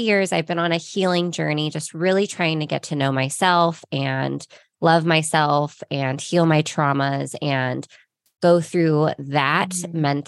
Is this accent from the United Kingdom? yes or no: no; Ventura, California, United States; now in Costa Mesa, United States; I am from Ventura, California. I was born and raised on the beach